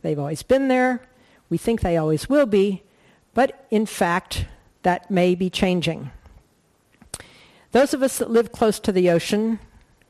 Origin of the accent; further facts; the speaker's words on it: Colorado, United States; moved away; I grew up in Colorado